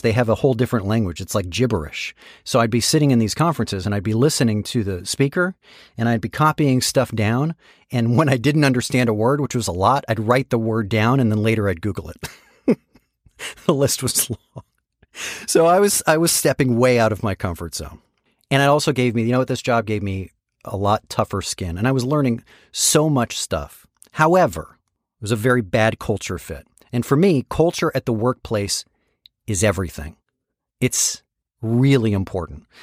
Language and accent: English; San Francisco, California, United States; moved away; There was an internship program where I grew up in San Francisco called Enterprise for High School Students